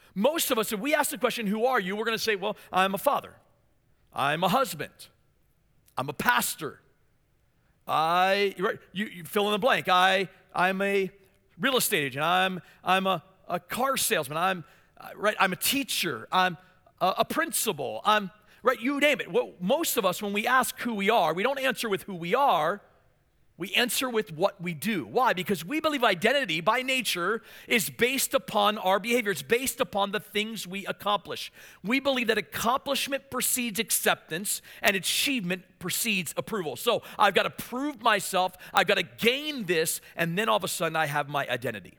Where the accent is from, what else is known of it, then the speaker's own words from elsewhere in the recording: Maryland, United States; moved away; I was from Maryland, of course, and so my dream was to play for the Baltimore Orioles